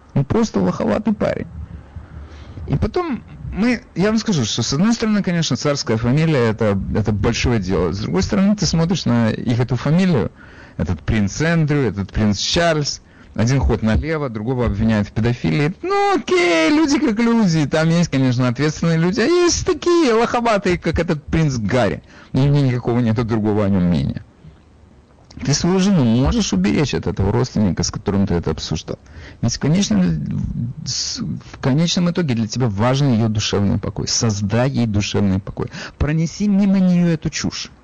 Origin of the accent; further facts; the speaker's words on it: Odesa, Odesa Oblast, Ukraine; я при этом из Одессы